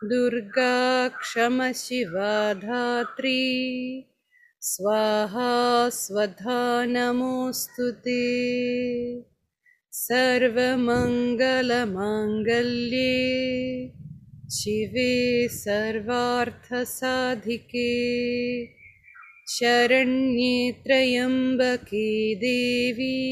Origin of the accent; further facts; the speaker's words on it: Prague, Czechia; German is a second language; now in India; Ähm, ich bin in, äh, in Prag geboren, in Tschechien und bin dort auch aufgewachsen, ganz normal, wie auch viele in ihren Heimatländern.